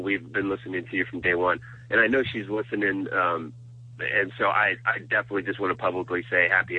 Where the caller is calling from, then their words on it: Nashville, Tennessee, United States; I'm calling from Nash Vegas, Tennessee.